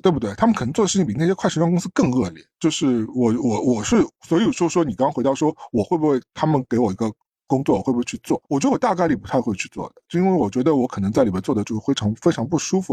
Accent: China; moved away; 我作为一个中国人

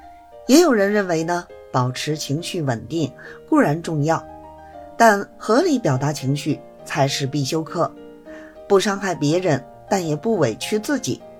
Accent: Beijing, China; Hello，大家好，我是北京的…。

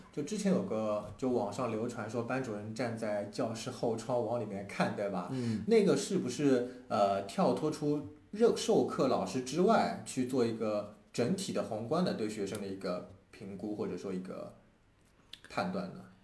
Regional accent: China; 我们中国人说话

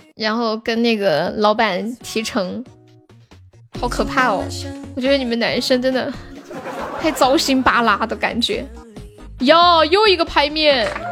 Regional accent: Sichuan, China; 我们四川人在街上摆摊儿卖东西都这么喊的

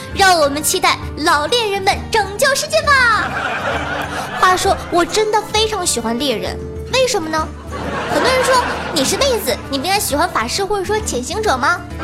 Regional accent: Northeast China, China; 在东北土生土长，二十多年

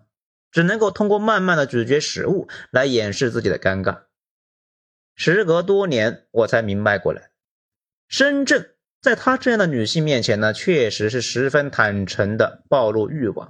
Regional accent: Hunan, China; moved away as an adult; also born or lived in Shenzhen; 我湖南人什么场面没见过啊？

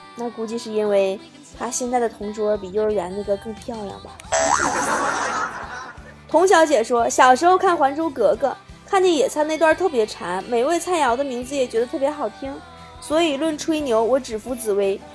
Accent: China; 我们中国人

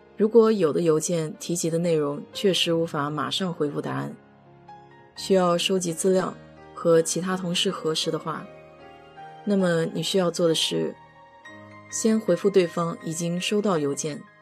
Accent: China; 我们中国人

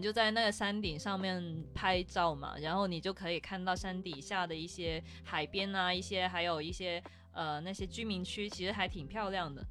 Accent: Guangdong, China; 跟我们广东这边喝早茶差不多

